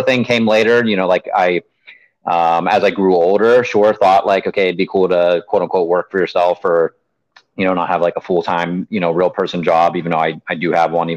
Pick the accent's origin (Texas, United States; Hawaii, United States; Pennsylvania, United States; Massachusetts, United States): Pennsylvania, United States; Pittsburgh; moved away as an adult; now in Oahu, United States; where we grew up in Pittsburgh